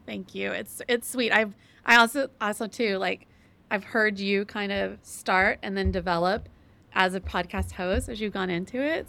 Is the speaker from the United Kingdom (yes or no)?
no; Texas, United States; I'm from Texas and from the South